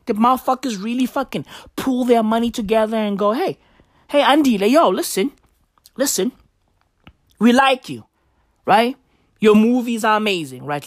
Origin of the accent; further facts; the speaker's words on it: South Africa; I'm from South Africa.